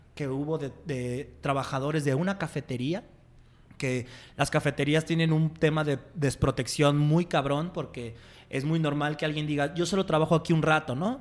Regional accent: Mexico City, Mexico; moved away as an adult; now in Guadalajara, Mexico; Yo nací en un, barrio muy pobre de la Ciudad de México que se llama Iztapalapa es uno de los barrios más peligrosos y, y, sin lana de la ciudad. Y crecí ahí

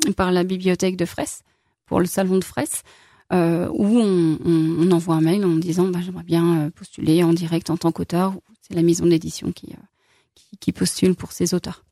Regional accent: Lyon, Auvergne-Rhône-Alpes, France; also born or lived in Saint-Étienne / Corrèze; now in Saint-Victor-sur-Loire, France; je suis lyonnaise d'origine

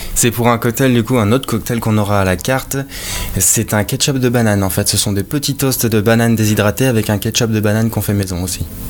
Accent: Romorantin-Lanthenay, Centre-Val de Loire, France; moved away; also born or lived in Blois / Paris; je viens du Loir-et-Cher

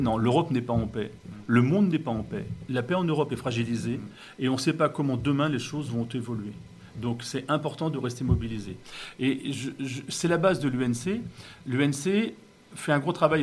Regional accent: Wissous, Île-de-France, France; je suis né, euh, j'ai passé mon enfance à Vissou

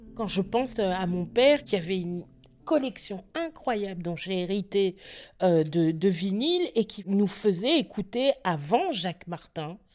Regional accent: Belgium; on est belge et parce qu'on est né en Belgique et que notre avenir était ici pour nous, mon frère et moi

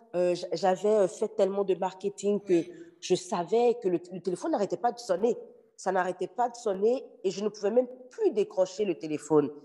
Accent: Benin; now in Montreal, Canada; je suis béninoise d'origine. Je vis à Montréal

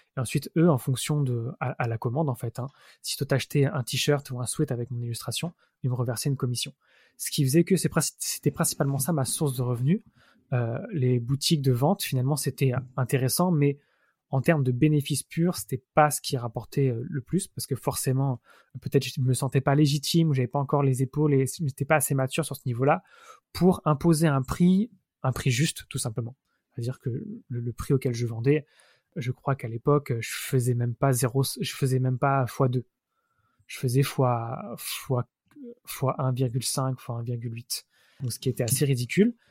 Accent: Mittelbronn, Grand Est, France; moved away as an adult; also born or lived in Montpellier / Strasbourg; now in Paris, France; je suis né à Montpellier, j'ai vécu 7 ans dans le sud de la France. Ensuite, je suis arrivé dans un petit village de Moselle, près de l'Alsace, euh, qui s'appelle Mittelbronn, où j'ai passé mon adolescence

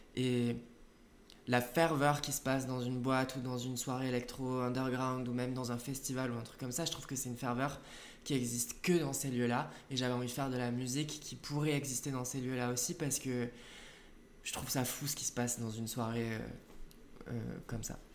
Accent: southern France, France; mes parents habitent en France, dans le sud de la France, et j'ai grandi en France

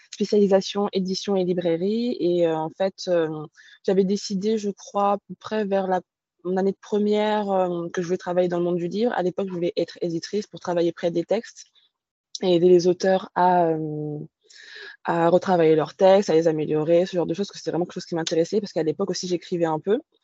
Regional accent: countryside near Orléans, Centre-Val de Loire, France; moved away as an adult; also born or lived in Paris / Bordeaux region; je suis née à Paris, mais j'y ai pas grandi. J'ai grandi à la campagne vers Orléans

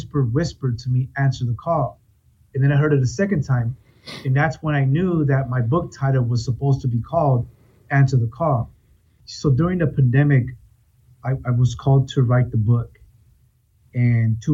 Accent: Oxnard, California, United States; I am from Oxnard, California

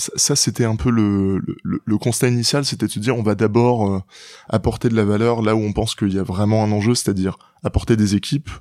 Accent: Rennes, Brittany, France; j'ai grandi à Rennes, en Bretagne, région à laquelle je suis assez attaché

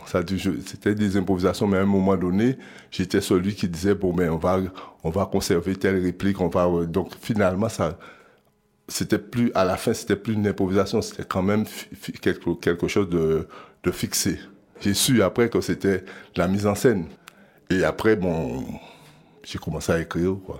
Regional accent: Guadeloupe; Je viens de la Guadeloupe

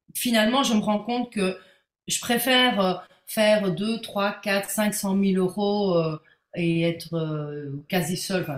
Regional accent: Belgium; pour une belge

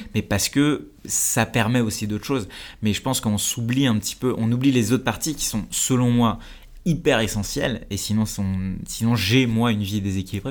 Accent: France; also born or lived in India; j'ai grandi en Inde, puis après, je suis, je arrivé en France, j'ai grandi en banlieue

